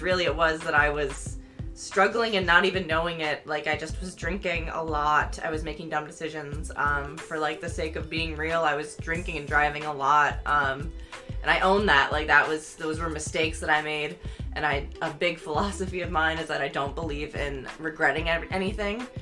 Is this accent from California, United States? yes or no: no; near Syracuse, New York, United States; I went to nursing school right in Syracuse, which is like the big city near my hometown